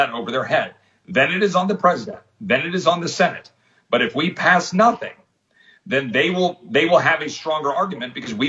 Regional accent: Texas, United States; I'm a Texan.

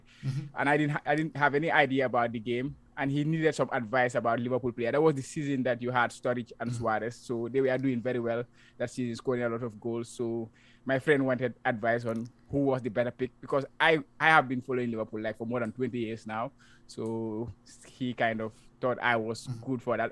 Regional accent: Gambia; moved away as an adult; now in Japan; I'm from the Gambia, now currently living in Japan. I came to Japan like 5 years ago

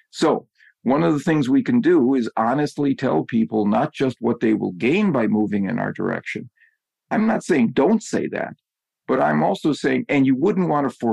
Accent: Wisconsin, United States; I grew up in Wisconsin, so my my NFL favorite team is the Green Bay Packers.

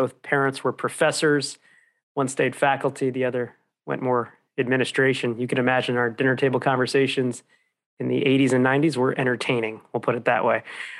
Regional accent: New Jersey, United States; growing up in New Jersey

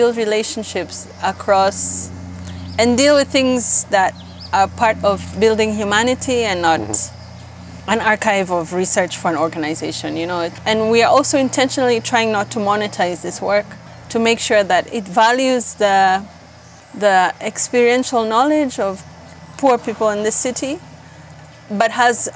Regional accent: Nairobi, Kenya; I grew up in South B, and close to South B is Mukuru.

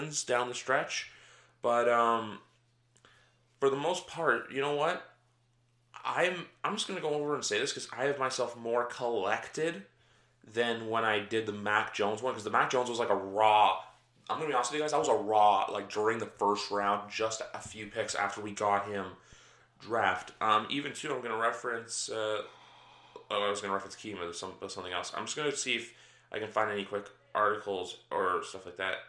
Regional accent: Canada; I'm just a Canadian guy

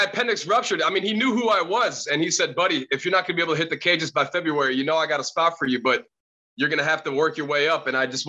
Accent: Chicago, Illinois, United States; I grew up in Chicago as well.

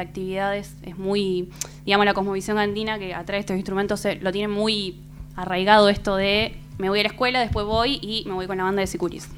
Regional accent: Rosario, Santa Fe, Argentina; moved away as an adult; yo soy de Rosario, Santa Fe

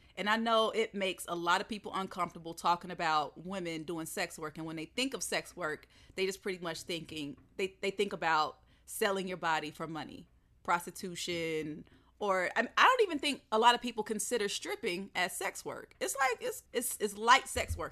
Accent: the South, United States; growing up in the South

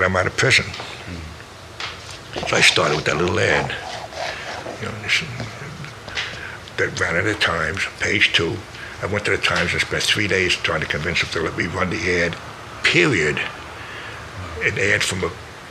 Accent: New York, United States; I'm from New York, so I say yo

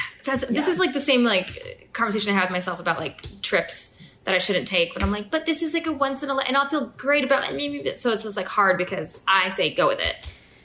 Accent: Fort Collins, Colorado, United States; born or raised there

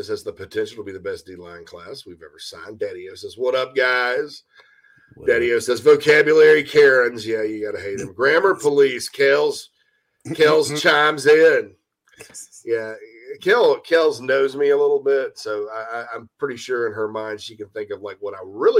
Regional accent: Thailand; I'm from Thailand. Oh, it's all the same thing.

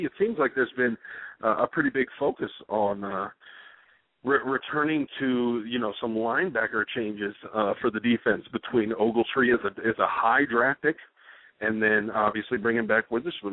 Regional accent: Dallas, Texas, United States; my hometown of Dallas, Texas

